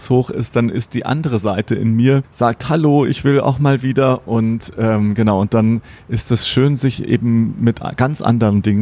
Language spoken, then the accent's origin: German; Bavaria, Germany; außerhalb von München die ganzen Seen, also für mich der Starnberger See, wo ich herkomme